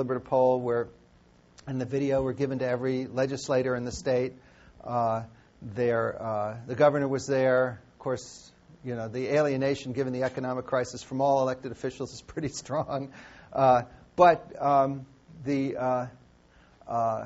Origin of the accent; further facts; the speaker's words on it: United States; I'm an American